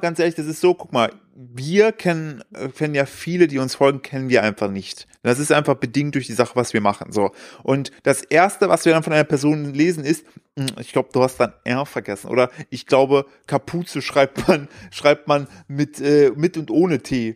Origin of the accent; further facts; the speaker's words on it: East Germany, Germany; ich bin ja, ich bin ja im Osten aufgewachsen